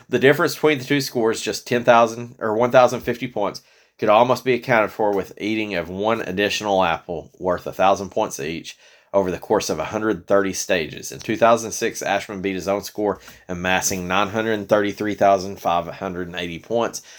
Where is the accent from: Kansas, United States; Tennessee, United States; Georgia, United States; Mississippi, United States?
Tennessee, United States; we're from Tennessee